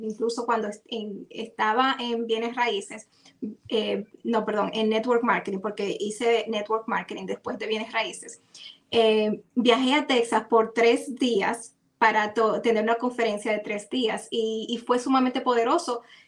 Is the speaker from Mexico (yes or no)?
no; Dominican Republic; como en buen dominicano